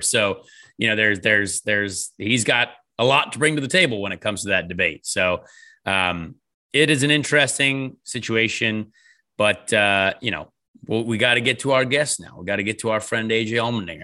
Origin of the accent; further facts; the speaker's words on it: United States; we're American